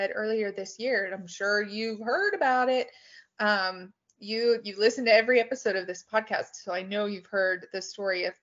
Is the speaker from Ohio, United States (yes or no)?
no; Tulsa, Oklahoma, United States; I grew up in Tulsa